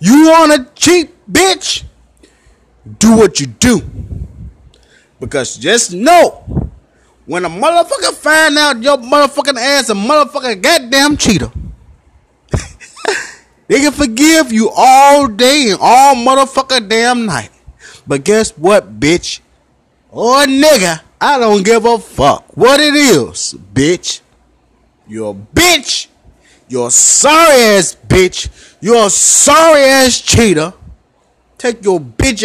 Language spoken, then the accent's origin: English; Memphis, Tennessee, United States; I'm from Memphis, Tennessee. North Memphis